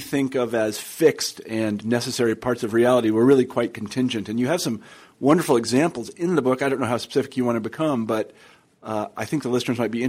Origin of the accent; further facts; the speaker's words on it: Midwest, United States; I'm from the Midwest.